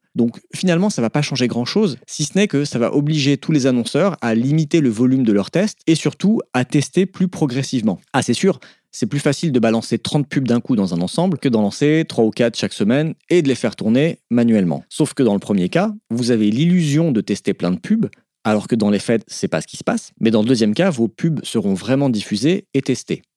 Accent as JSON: {"language": "French", "area": "Alsace", "region": "Grand Est", "country": "France", "said": "Je suis alsacien."}